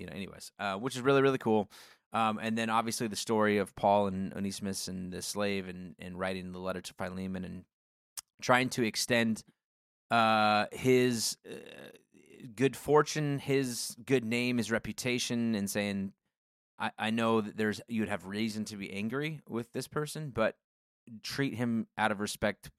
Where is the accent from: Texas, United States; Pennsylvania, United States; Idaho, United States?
Idaho, United States; Coeur d'Alene; moved away; I grew up in Coeur d'Alene